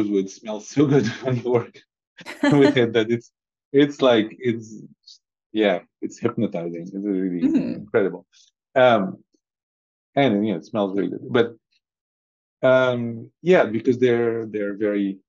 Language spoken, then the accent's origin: English; Syria; now in Europe; I was born in Syria and been surrounded by olive trees